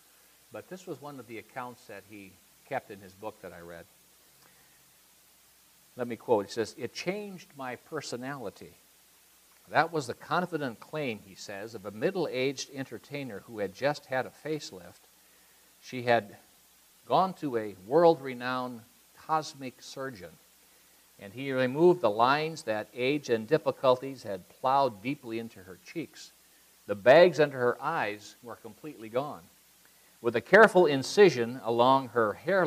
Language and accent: English; Iowa, United States; moved away; I grew up in Iowa.